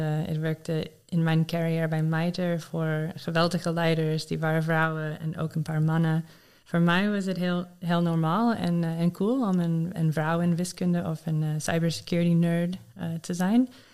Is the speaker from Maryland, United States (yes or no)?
yes; Maryland, United States; Dutch is a second language; moved away as an adult; now in Netherlands; Ik ben opgegroeid in Maryland, in Amerika, waar veel mensen voor de overheid werken.